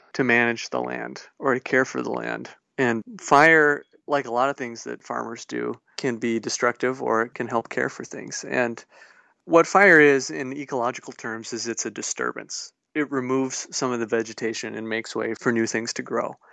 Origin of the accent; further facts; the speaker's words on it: Gays Mills, Wisconsin, United States; I grew up near the Gays Mills area